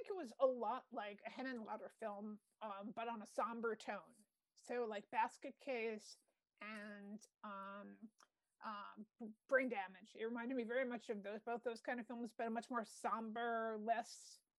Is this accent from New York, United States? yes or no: yes; New York City, New York, United States; accent: New York; we bonded over our New York accents.